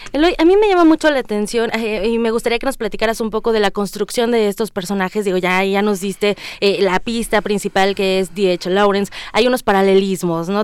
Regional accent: Mexico; como sociedad, como mexicanos

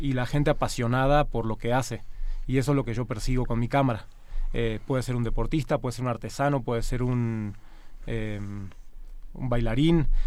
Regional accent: Argentina; now in Mexico; yo de hecho soy de origen argentino, ¿no? Vengo de una cultura latina también

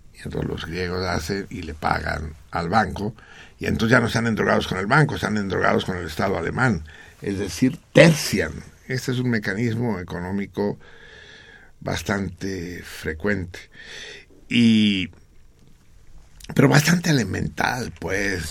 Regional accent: Mexico City, Mexico; la Náhuac, que es donde yo nací

